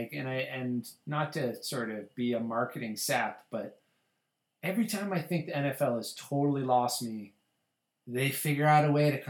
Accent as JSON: {"language": "English", "region": "Colorado", "country": "United States", "tie": "born or raised there", "said": "I grew up in Colorado. It was a one sports town."}